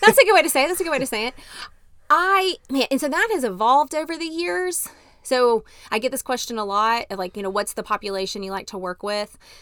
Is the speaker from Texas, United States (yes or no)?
yes; Dallas, Texas, United States; moved away as an adult; also born or lived in Arkansas / Montgomery, Alabama / Tennessee; I grew up in Dallas, Texas